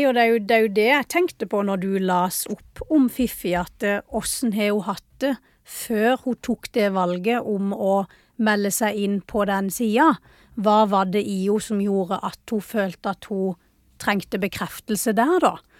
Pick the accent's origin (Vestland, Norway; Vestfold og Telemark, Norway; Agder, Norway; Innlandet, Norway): Agder, Norway; Vennesla; hjemme i Vennesla